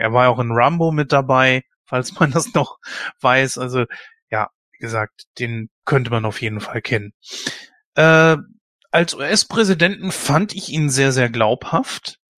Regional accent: Germany; bei uns in Deutschland

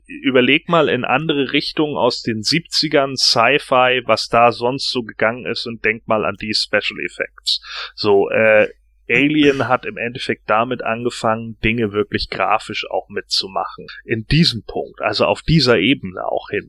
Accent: Germany; bei uns in Deutschland

